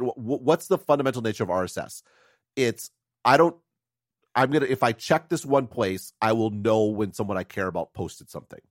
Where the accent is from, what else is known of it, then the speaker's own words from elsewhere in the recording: United States; as an American